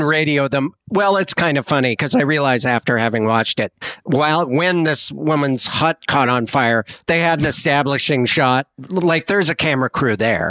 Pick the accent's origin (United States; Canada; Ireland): United States; Montana; I'm from Montana